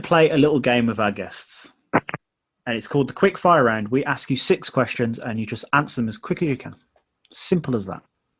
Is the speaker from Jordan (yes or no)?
no; United Kingdom; especially as a British wrestling fan